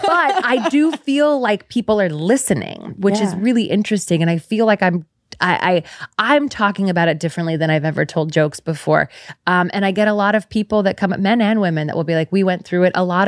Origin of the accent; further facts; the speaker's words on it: San Francisco, California, United States; I'm from San Francisco.